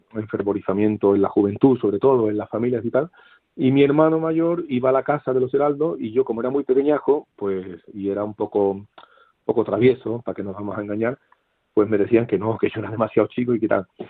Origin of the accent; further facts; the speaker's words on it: Seville, Andalusia, Spain; now in Camarenilla, Spain; yo nací en Sevilla capital